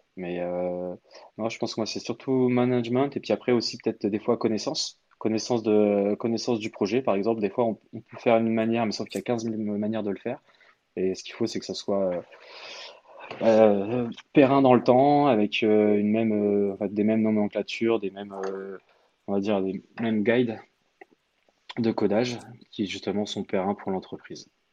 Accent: Orléans, Centre-Val de Loire, France; moved away as an adult; also born or lived in England; now in Paris, France; à la base, je suis originaire, on va dire, d'Orléans

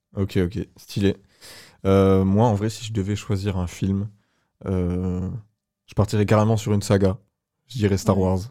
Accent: Agen, Nouvelle-Aquitaine, France; je viens d'Agen aussi

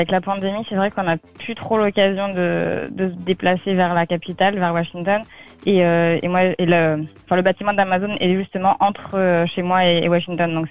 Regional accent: Le Mans, Pays de la Loire, France; Oui, moi je suis originaire du Mans, donc euh, une petite ville de la Sarthe

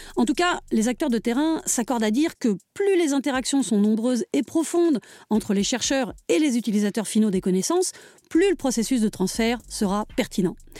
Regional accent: Paris, Île-de-France, France; accent: Parisian; now in Drôme, France; moi qui ai toujours regretté mon accent parisien, alors même que je vis désormais en Drôme

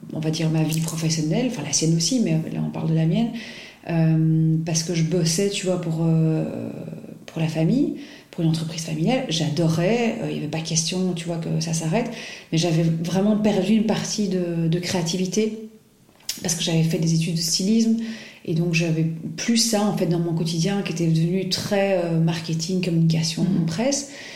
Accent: Belgium; also born or lived in Paris / Brussels; je suis belge, j'habite à Bruxelles.

